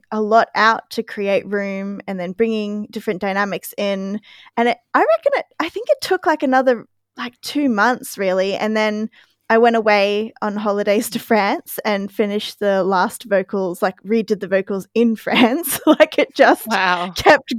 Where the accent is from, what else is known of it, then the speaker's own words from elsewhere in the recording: Queensland, Australia; it just took me back to growing up in Queensland